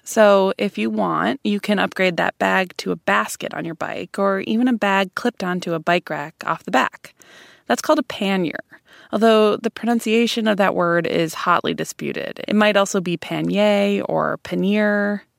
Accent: Madison, Wisconsin, United States; my hometown of Madison, Wisconsin

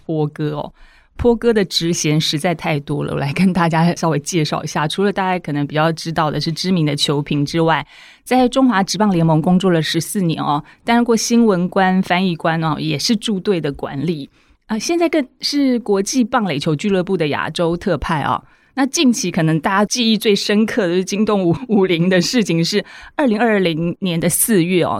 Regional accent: Taiwan; 让我们台湾人又期待又怕受伤害的大巨蛋

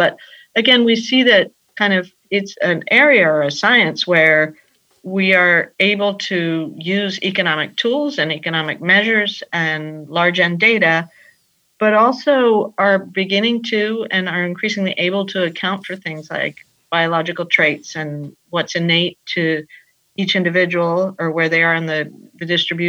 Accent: Peru; also born or lived in United States; I'm from Peru, as I think I mentioned to you. Mm-hmm. Grew up between the United States and Peru

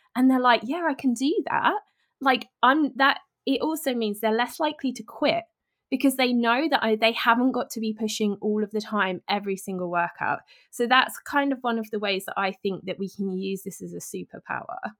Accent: United Kingdom; I'm British

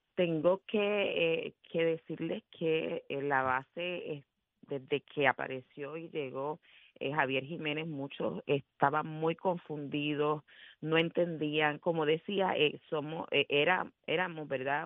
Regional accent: Puerto Rico; no representan lo que nosotros somos en, esencia como puertorriqueños

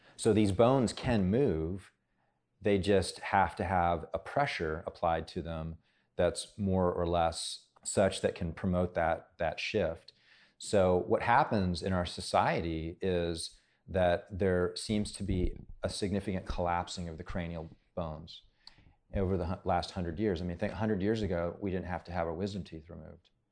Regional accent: Hawaii, United States; moved away; I grew up in Hawaii

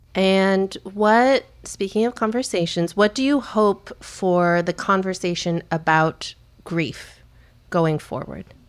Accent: United States; we're American

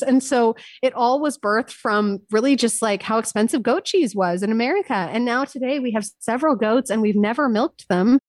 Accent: San Francisco, California, United States; also born or lived in Paris, France; now in Austin, United States; I grew up in San Francisco, nineties rave culture

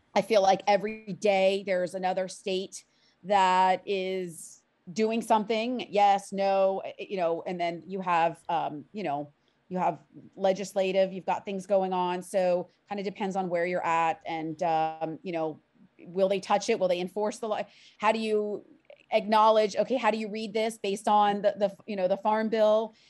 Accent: Miami, Florida, United States; I'm a born and raised native of, of South Florida, of Miami

